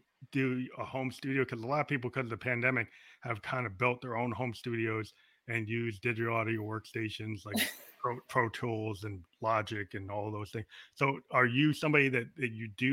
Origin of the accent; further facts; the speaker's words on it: United States; I'm an American